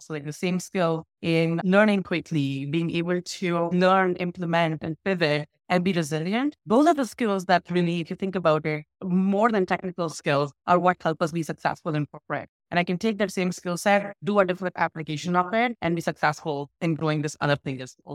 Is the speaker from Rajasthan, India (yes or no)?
yes; Jaipur, Rajasthan, India; I up in India in a city called Jaipur